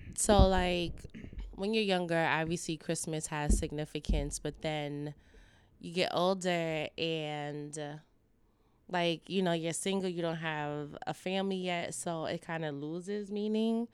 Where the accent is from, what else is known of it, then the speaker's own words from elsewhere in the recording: New York, United States; now in Los Angeles, United States; I'm from New York, but coming to L A over the years